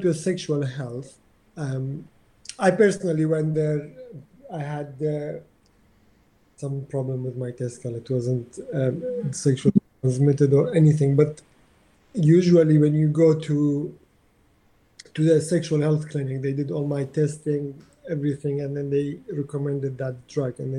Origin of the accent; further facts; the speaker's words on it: Iraqi Kurdistan, Kurdistan Region, Iraq; English is a second language; now in London, United Kingdom; growing up in Iraq